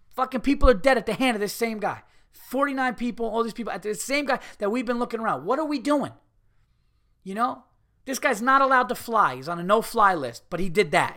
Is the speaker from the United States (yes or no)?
yes; New York, United States; I'm a New Yorker